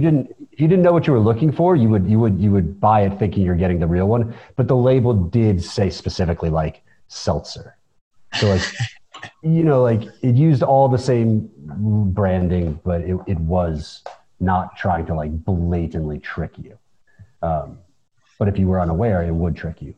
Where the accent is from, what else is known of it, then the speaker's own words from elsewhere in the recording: United States; now in Tbilisi, Georgia; we're Americans and we live in Tbilisi